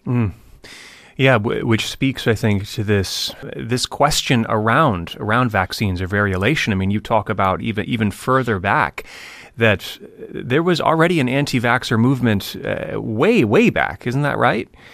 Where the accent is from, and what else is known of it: United States